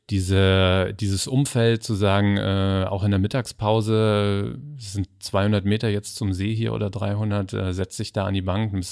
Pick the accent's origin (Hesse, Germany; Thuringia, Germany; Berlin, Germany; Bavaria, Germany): Hesse, Germany; Weil ich bin ich, auch Hesse. Ach, tatsächlich? ja. ja. ich bin Frankfurter Bub